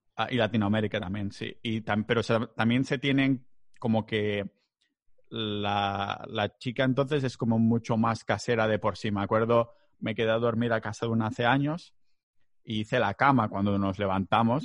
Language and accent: Spanish; Catalonia, Spain; soy muy catalán